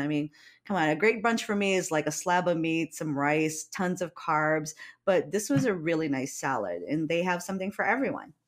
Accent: Hawaii, United States

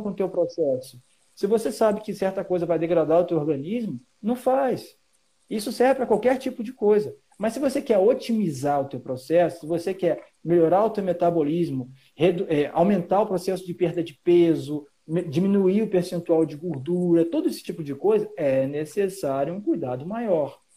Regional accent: Rio de Janeiro, Brazil; now in Santa Catarina, Brazil; eu sou do Rio de Janeiro e estou em Santa Catarina

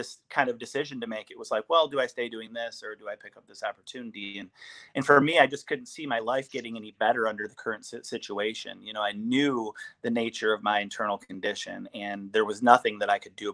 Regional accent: East Lansing, Michigan, United States; moved away as an adult; I am originally from East Lansing, Michigan

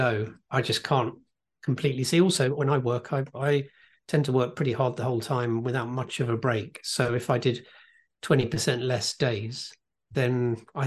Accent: United Kingdom; I am British

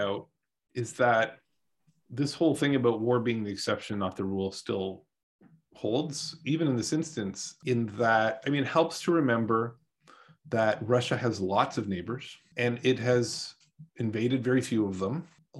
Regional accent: Canada; moved away as an adult; now in United States; I grew up in Canada. You know, I've been living in the United States for like half my life now

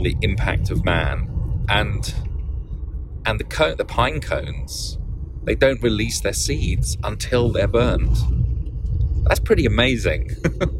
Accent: England, United Kingdom; now in Oakland, United States; I grew up in England.

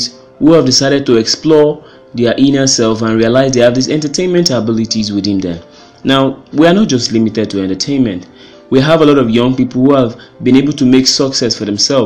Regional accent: Nigeria; Being a Nigerian

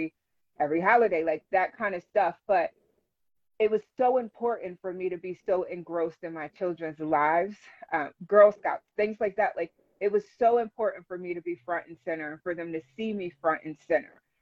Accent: Philadelphia, Pennsylvania, United States; moved away as an adult; now in Lancaster, United States; I grew up in Philadelphia

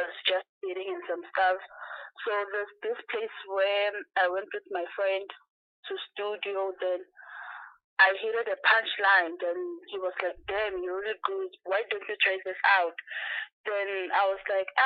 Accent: Shabikisa, Mpumalanga, South Africa; I'm from Shabikisa, which is in Mpumalanga.

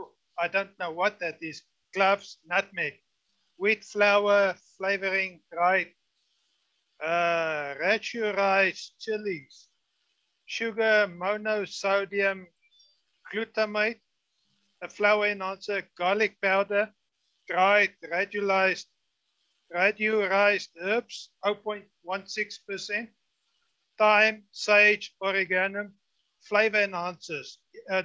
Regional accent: South Africa; now in New Zealand; I'm in New Zealand, but I'm originally from South Africa

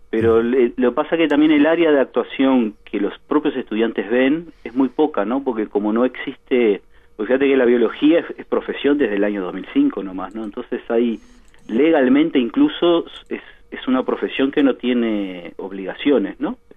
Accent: Montevideo, Uruguay; moved away as an adult; also born or lived in São Paulo, Brazil; now in Rivera, Uruguay; No, yo soy de Montevideo, yo soy de Parque Rodó.

